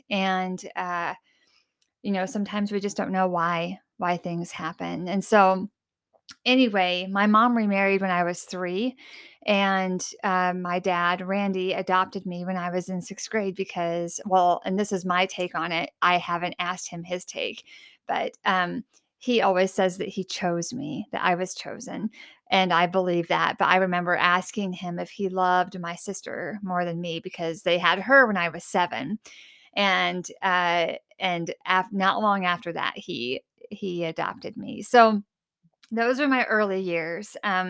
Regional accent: Illinois, United States; also born or lived in Carbondale, Illinois; So I was born in Carbondale, Illinois, and raised in Southern Illinois.

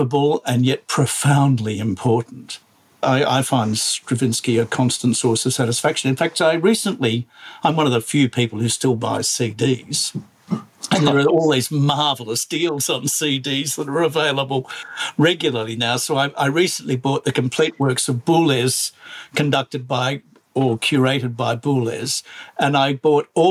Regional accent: Australia; I am Australian.

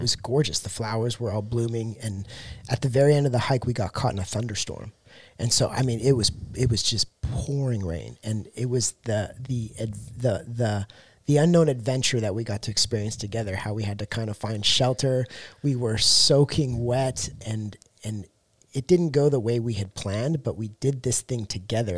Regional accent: Canada; now in Texas, United States; I'm from Canada

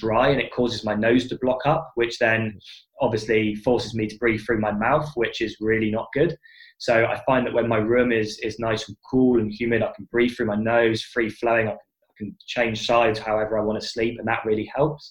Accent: United Kingdom; I'm British from birth.

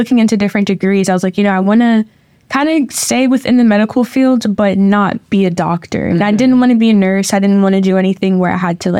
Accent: Columbia, South Carolina, United States; moved away as an adult; also born or lived in Decatur, Georgia; now in Florida, United States; Mm-hmm. I grew up in South Carolina, Columbia, South Carolina, to be exact. A very small town, I guess you could say. I actually came to Florida for school.

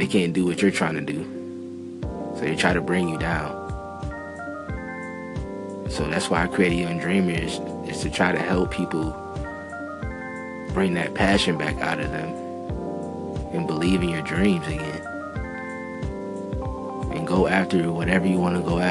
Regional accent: Minneapolis, Minnesota, United States; I was born in North Minneapolis. And it really wasn't that much positivity around there

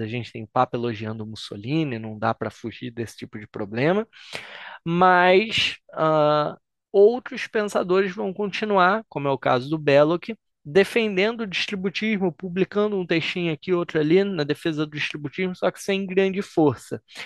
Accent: Brazil; also born or lived in Argentina; somos nós brasileiros

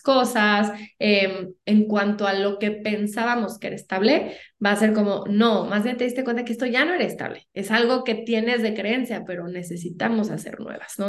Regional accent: Mexico; como buenos mexicanos, no nos gusta

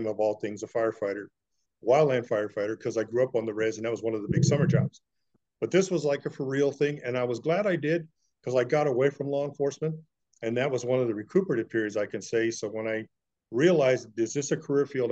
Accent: San Diego County, California, United States; I was born essentially on the Indian Reservation, San Diego County, California. Grew up on the res, public school, the whole thing

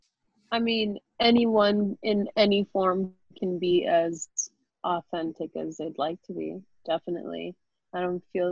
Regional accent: New York City, New York, United States; I am from the Bronx. So it felt more like home.

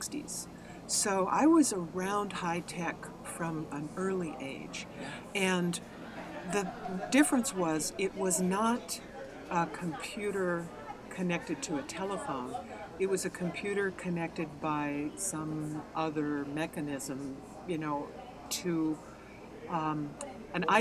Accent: Silicon Valley, California, United States; I grew up in Silicon Valley.

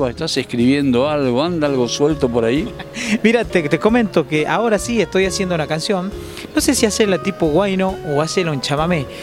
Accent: Catamarca, Argentina; yo trato de defender siempre mi terruño, ¿no? Siempre, siempre cantarle al poncho, cantarle a la artesana, siempre le canto a los hilos, al urdiembre, empaparme de, ese, esa tradición que tenemos en Catamarca, ¿no?

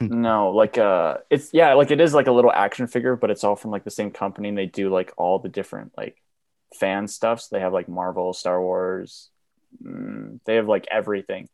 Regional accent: Banff, Alberta, Canada; I was born in Banff, I have kind of an accent

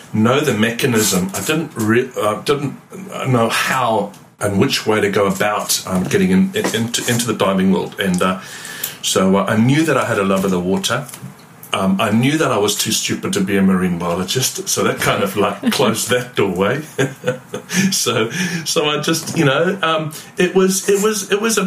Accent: Zimbabwe; moved away as an adult; now in New Zealand; I've been in New Zealand for the last 26 years, but I'm formerly born and bred in Zimbabwe

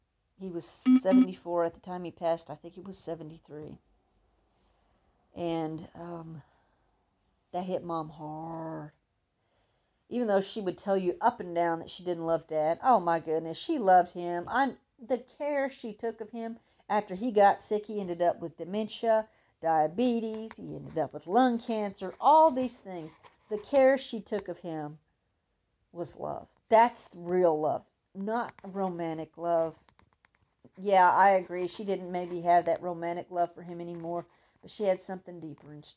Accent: Texas, United States; I'm a Texan and I mispronounce things

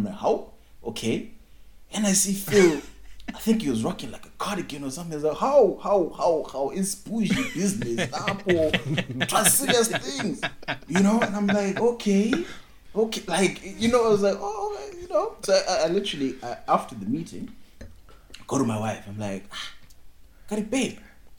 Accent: Bulawayo, Zimbabwe; born or raised there

